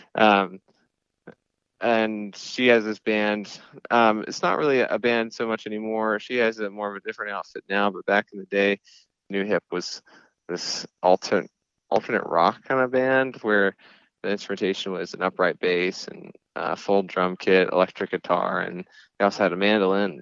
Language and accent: English; Clemson, South Carolina, United States; I grew up in South Carolina, this place called Clemson